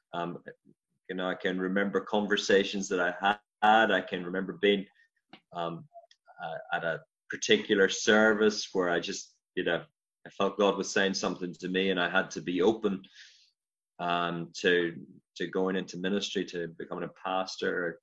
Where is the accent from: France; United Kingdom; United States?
United Kingdom; County Armagh, Northern Ireland; moved away as an adult; now in Glasgow, United Kingdom; as you probably picked up from the accent, I'm from Ireland originally, um, Northern Ireland, County Armagh.